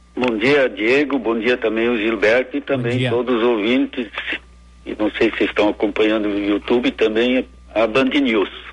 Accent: Santa Cruz do Sul, Rio Grande do Sul, Brazil; Eu, na verdade, sou natural de Santa Cruz do Sul

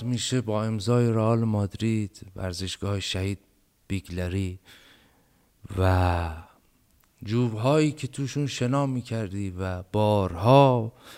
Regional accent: Bam, Kerman Province, Iran; moved away; ما یه غذایی داریم توی بم

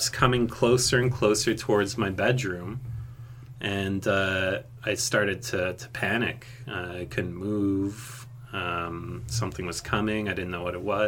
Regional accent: Montreal, Quebec, Canada; moved away as an adult; also born or lived in Athens, Greece; now in southern Ontario, Canada; I moved back to Canada with my mom when I was 2. And I lived around Montreal, Quebec. And now I've been living in southern Ontario for about 6 years.

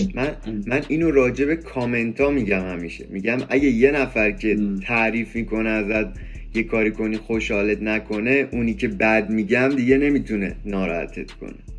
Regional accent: Iran; ما تو ایرانیم

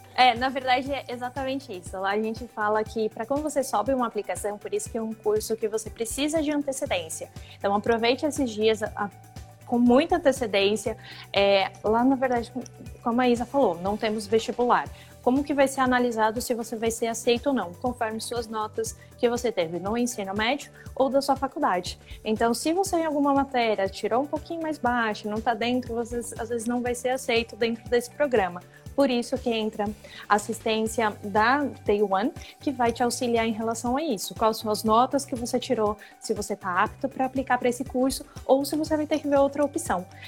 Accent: São Paulo, Brazil; now in Waterloo, Canada; Eu sou de São Paulo

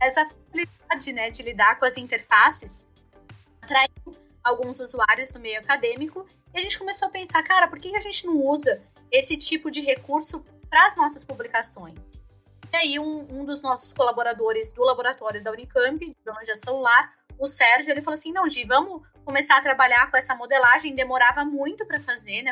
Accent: São Paulo, Brazil; moved away as an adult; now in Rio Grande do Sul, Brazil; eu sou paulistana e eu vim de São Paulo em 2012, né, para morar aqui no, no, Rio Grande do Sul

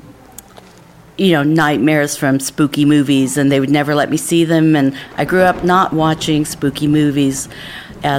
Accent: Martinez, California, United States; I'm from Martinez, California.

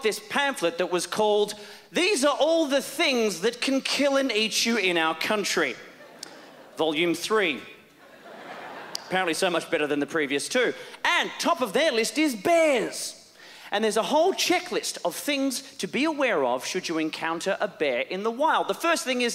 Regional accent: Australia; I am Australian

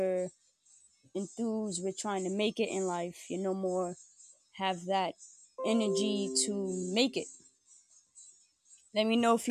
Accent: New York City, New York, United States; I'm from New York City

